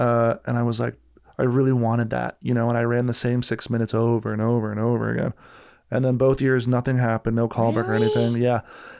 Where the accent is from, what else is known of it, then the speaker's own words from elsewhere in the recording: New Jersey, United States; I'm from Jersey, but my mom's from Brazil. My dad's was raised in Argentina, but born in Sicily.